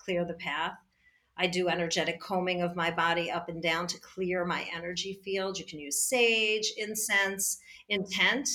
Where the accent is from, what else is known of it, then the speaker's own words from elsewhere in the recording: New York, United States; I'm a New Yorker